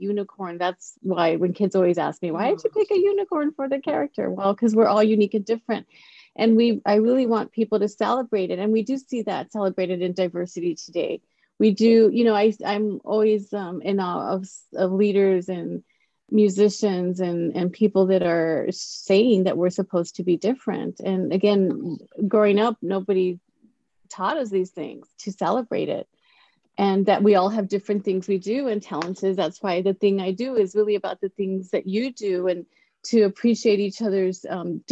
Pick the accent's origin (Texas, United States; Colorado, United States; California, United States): Texas, United States; El Paso; I grew up in El Paso, Texas.